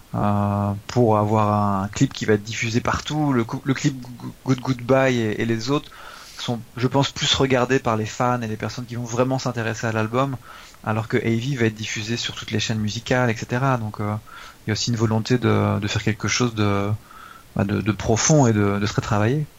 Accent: France; nous on est français

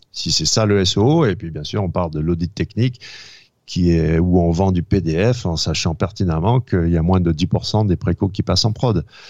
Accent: France; moved away as an adult; also born or lived in United States; je suis né en France, mais j'ai été éduqué, euh, euh, j'ai fait mes études supérieures aux États-Unis

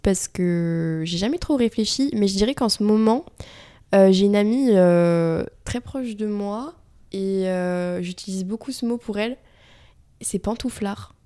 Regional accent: Vichy, Auvergne-Rhône-Alpes, France; Vichy, donc, euh, ma ville natale. Euh, j'étais au lycée

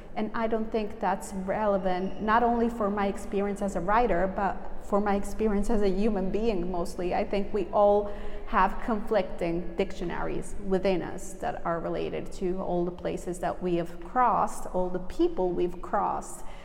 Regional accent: Southern Italy, Italy; also born or lived in New York, United States; I was a little kid. Uh, I moved from New York to a little town in southern Italy with my mother.

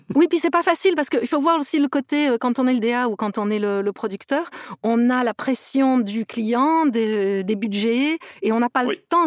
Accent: near Toulouse, Occitania, France; also born or lived in Metz / Montpellier / England; now in Los Angeles, United States; je suis née à Metz, mais j'ai passé mon enfance près de Toulouse. Donc, euh, donc je me sens toulousaine

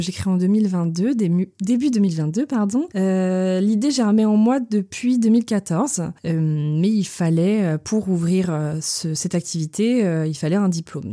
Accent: Moëlan-sur-Mer, Brittany, France; also born or lived in Ploumeur / Toulouse / Quimper; now in Lorient, France; Moëlan, bah, ça reste euh, ma ville natale

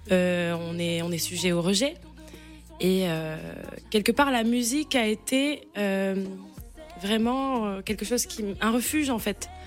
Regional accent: Martinique

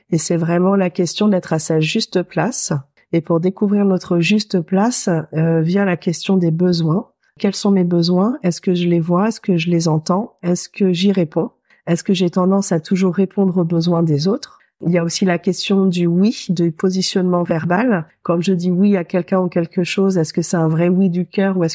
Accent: Normandy, France; born there; Je suis née en Normandie avant ça.

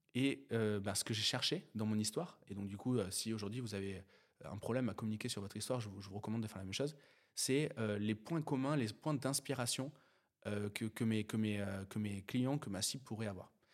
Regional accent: near Sainte-Foy-la-Grande, Gironde, Nouvelle-Aquitaine, France; je viens d'un petit bled de Gironde, euh, entre, euh, Bergerac et Bordeaux. euh, qui s'appelle Sainte-Foy-la-Grande

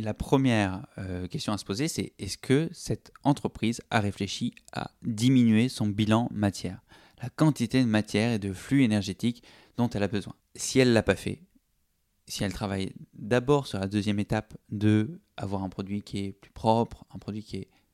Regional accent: Toulouse, Occitania, France; je suis de Toulouse

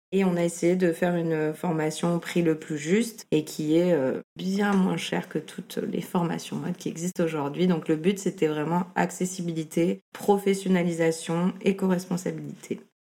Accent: Toulon, Provence-Alpes-Côte d'Azur, France; moved away as an adult; also born or lived in Lyon / Paris / Amsterdam; now in Marseille, France; Je suis née à Toulon, donc pas, pas à Marseille, mais pas loin. J'ai grandi à Toulon

